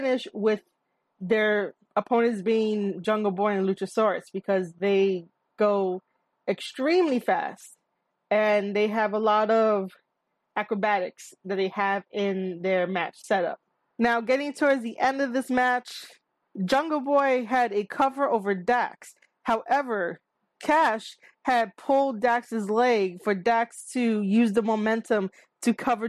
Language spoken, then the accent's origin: English; New York City, New York, United States; I am a New Yorker. I am based out of NYC. This is my home